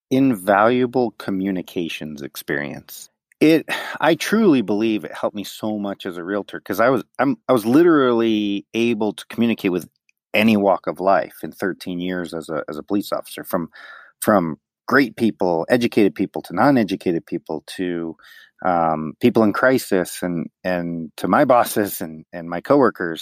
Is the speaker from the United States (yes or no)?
yes; Denver, Colorado, United States; born and raised in Denver, but both parents are from New York City